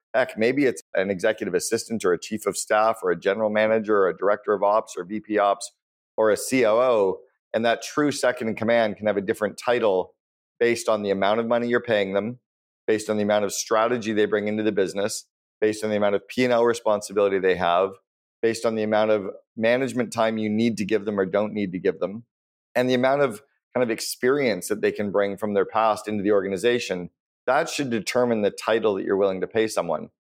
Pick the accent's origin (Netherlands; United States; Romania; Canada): Canada; When I was growing up in Canada